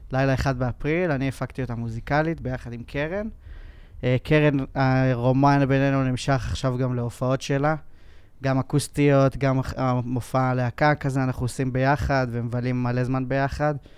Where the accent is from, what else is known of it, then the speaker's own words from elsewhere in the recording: Kfar Saba, Central District, Israel; אני התחלתי כמו כולם, אה, גיטריסט כזה, אתה יודע, בלהקות, בכפר סבא